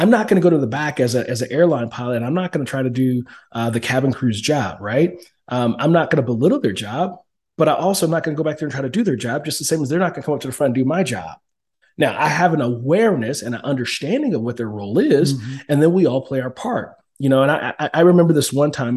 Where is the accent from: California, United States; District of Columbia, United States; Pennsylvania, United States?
California, United States; Oakland; moved away; also born or lived in Fort Hood, Texas; I was born and raised in Oakland, California, in the inner city streets of Oakland, California, the rough part